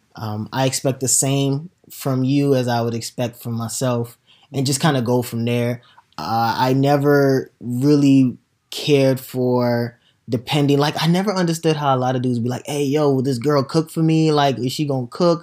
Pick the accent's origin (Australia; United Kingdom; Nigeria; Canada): Nigeria; now in United States; as a young kid growing up in Nigeria